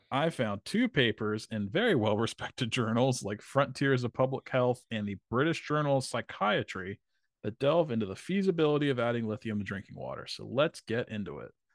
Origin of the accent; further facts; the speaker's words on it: Vineland, New Jersey, United States; where I grew up in Vineland, New Jersey